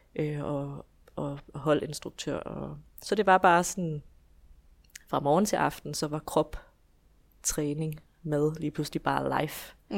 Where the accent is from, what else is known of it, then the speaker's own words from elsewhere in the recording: Esbjerg, Southern Denmark, Denmark; jeg kommer fra Esbjerg, hvor jeg bor i hus med min mand og mine tre børn